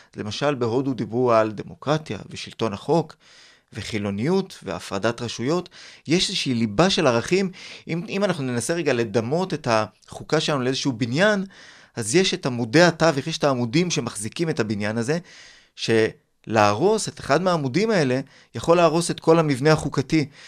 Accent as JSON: {"language": "Hebrew", "town": "Ramat Gan", "region": "Tel Aviv District", "country": "Israel", "tie": "born or raised there", "said": "אני גדלתי ברמת גן בשנות ה-80"}